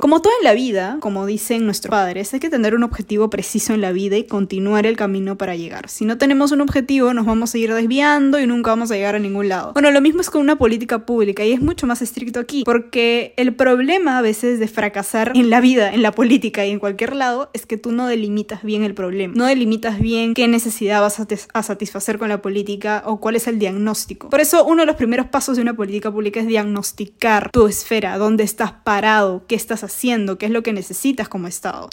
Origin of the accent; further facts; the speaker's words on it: Peru; como peruanos debemos preocuparnos